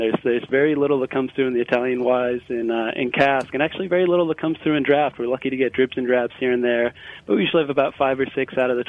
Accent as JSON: {"language": "English", "region": "Northern Ireland", "country": "United Kingdom", "tie": "born or raised there", "moved": "as an adult", "lives_now": "Philadelphia, United States", "said": "But I was born and raised in Northern Ireland, moved out to the States in 92"}